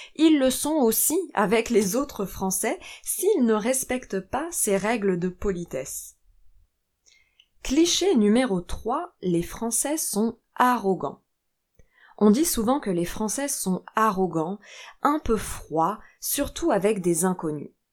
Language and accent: French; France; Je suis française